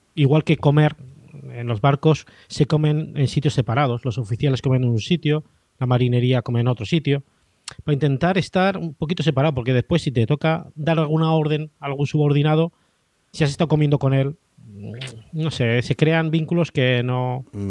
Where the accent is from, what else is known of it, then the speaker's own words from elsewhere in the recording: Zaragoza, Aragon, Spain; moved away as an adult; now in Jerez de la Frontera, Spain; donde nací, que es en Zaragoza, eso está en el interior, no hay mar